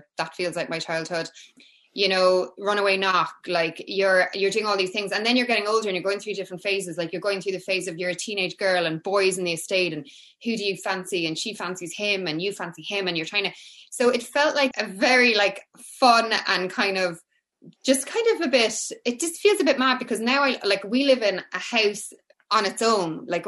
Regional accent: Cork, Munster, Ireland; I'm from Cork, yeah. I'm from Cork. So growing up for me was so different to, I think, how my kids are growing up in a lot of ways. So I grew up in an estate. So it would have been like 80s Cork

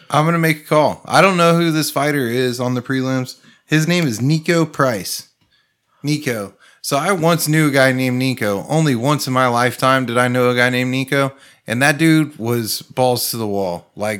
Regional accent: Texas, United States; I'm from Texas, also.

